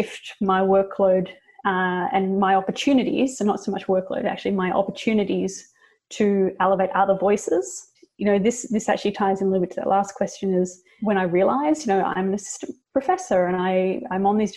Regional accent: Australia; now in United States; as an Australian in America

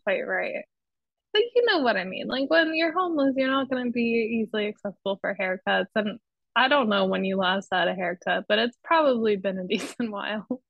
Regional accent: Pennsylvania, United States; now in New York City, United States; in my hometown. I will say there's certain places that I would I would try not to take you back in Pennsylvania

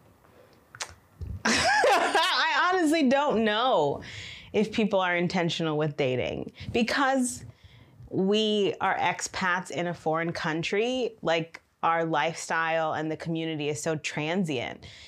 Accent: Michigan, United States; now in China; I am from Michigan in the United States

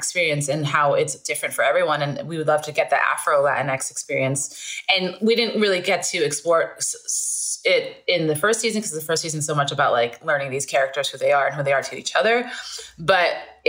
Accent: New York City, New York, United States; now in Los Angeles, United States; I was born in Brooklyn Hospital, grew up in Borough Park

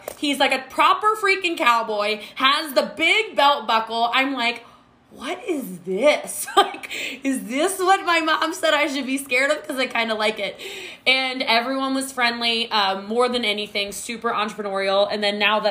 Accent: Maryland, United States; moved away as an adult; now in Frisco, United States; I am from Maryland originally.

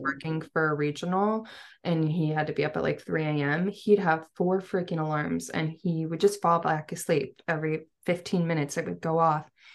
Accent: Seattle, Washington, United States; I'm from Seattle area

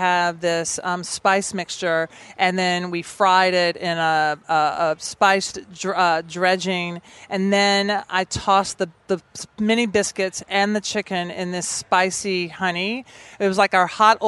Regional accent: Nashville, Tennessee, United States; I'm from Nashville, so it does feel like an extension of home for me

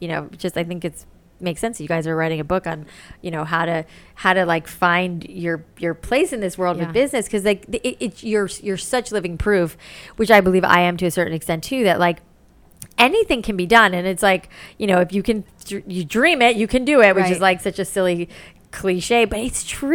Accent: Boca Raton, Florida, United States; moved away; also born or lived in New York; I had gone to beauty school in Boca, where I grew up in Florida

